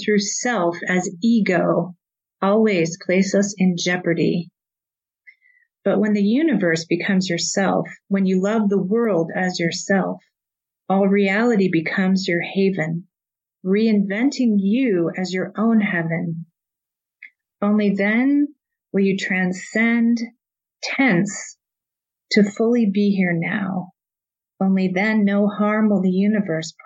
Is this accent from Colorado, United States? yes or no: yes; Colorado, United States; I grew up in Colorado